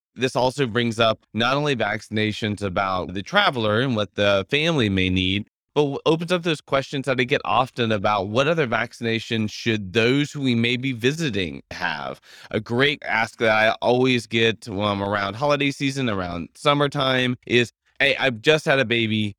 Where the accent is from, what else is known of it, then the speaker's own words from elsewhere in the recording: Louisiana, United States; I am from Louisiana